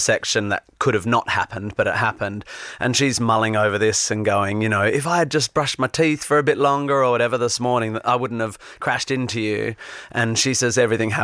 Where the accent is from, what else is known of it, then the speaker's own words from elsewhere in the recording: Perth, Western Australia, Australia; also born or lived in Northampton / Melbourne / London; now in Sydney, Australia; I grew up in Perth and then moved to Melbourne and then moved to London, where I lived here for 8 years